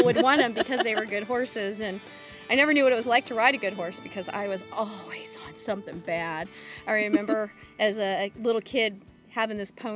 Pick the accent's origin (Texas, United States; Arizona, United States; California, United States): California, United States; Porterville; I grew up just outside of Porterville, California, and I was one of 10 kids